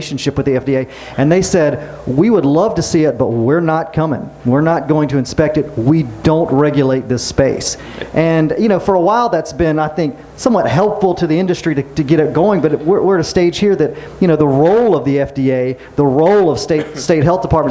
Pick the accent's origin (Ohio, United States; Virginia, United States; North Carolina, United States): North Carolina, United States; my home state of North Carolina